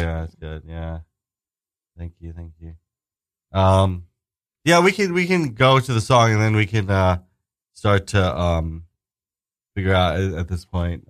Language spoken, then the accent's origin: English; New York City, New York, United States; moved away; also born or lived in New Jersey / Queens / Brooklyn; I grew up in Staten Island actually myself.